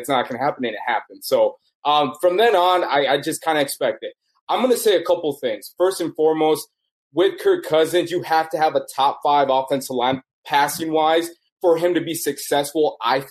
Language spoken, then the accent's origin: English; Los Angeles, California, United States; I'm from Los Angeles, so I was a Lakers Dodgers fan from the early start